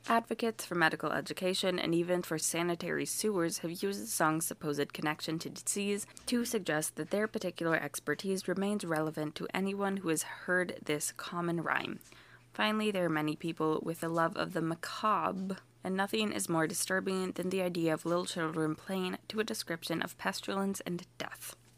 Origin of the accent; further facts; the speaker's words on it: United States; I am too American